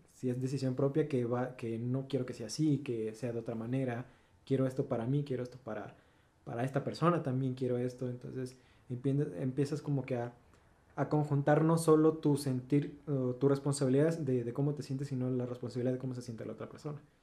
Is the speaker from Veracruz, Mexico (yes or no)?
yes; Veracruz, Mexico; Soy de Veracruz